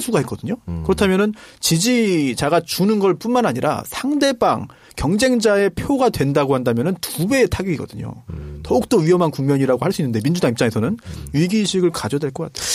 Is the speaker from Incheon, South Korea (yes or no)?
yes; Incheon, South Korea; 제가 고향이 인천인데